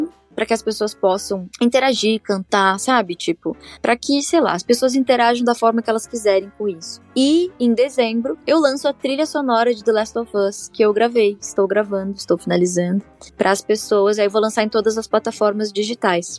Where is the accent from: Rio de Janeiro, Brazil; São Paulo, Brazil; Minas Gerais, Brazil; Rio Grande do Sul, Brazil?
Rio Grande do Sul, Brazil; Torres; da cidade onde eu me criei, que foi em Torres, uma praia do Rio Grande do Sul